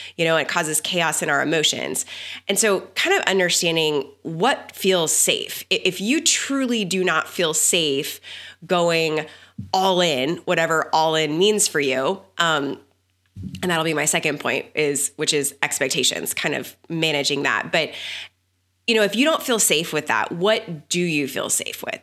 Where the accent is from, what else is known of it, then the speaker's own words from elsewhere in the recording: Texas, United States; I grew up in the South. I grew up in Texas